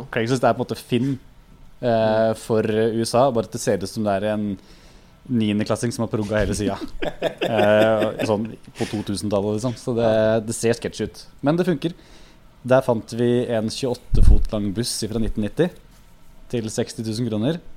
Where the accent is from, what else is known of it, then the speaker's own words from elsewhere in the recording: Krokstadelva, Buskerud, Norway; ja, altså nærme Krokstadelva. Jeg vokste opp